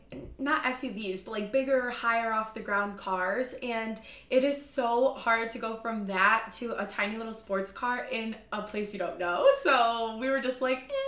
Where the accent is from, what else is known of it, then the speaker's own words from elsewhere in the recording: Midwest, United States; moved away; we're from the Midwest